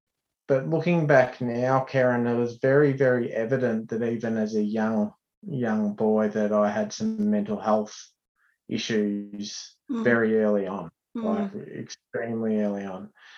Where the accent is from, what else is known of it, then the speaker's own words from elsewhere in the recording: Heyfield, Victoria, Australia; also born or lived in Traralgon, Victoria; I grew up in Hayfield, small timber town, obviously a lot of sawmills and a really proud sporting community.